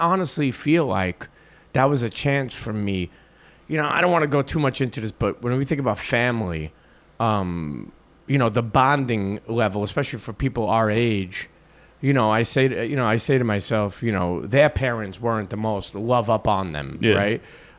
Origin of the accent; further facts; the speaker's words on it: Brooklyn, New York, United States; I'm a kid from Brooklyn. I know 44 Farms.